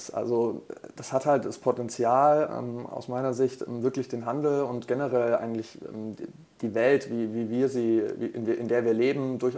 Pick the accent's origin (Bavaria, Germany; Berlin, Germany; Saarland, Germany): Bavaria, Germany; now in Hamburg, Germany; Ähm, ich komme ursprünglich aus Franken und äh, bin jetzt seit äh, gut zwei Jahren hier in Hamburg, ähm, Wahlhamburger quasi